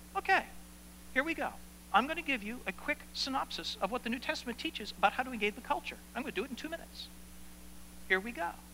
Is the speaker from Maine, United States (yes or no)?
yes; Maine, United States; moved away; I come from Maine.